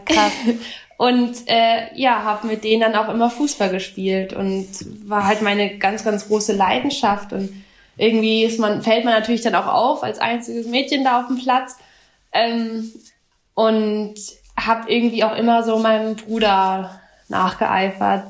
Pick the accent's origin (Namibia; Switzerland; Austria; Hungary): Namibia; now in Freiburg, Germany; ich komme aus Namibia